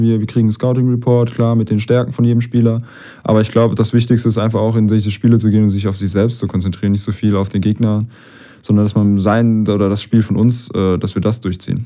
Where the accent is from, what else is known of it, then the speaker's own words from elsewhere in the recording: Heidelberg, Baden-Württemberg, Germany; wir sind beide Heidelberger